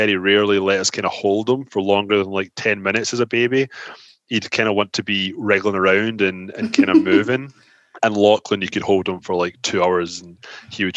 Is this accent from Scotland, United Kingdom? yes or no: yes; Glasgow, Scotland, United Kingdom; moved away as an adult; now in Toronto, Canada; I was born in Glasgow. My accent is not going anywhere. I've lived in Toronto, Canada now for 14 years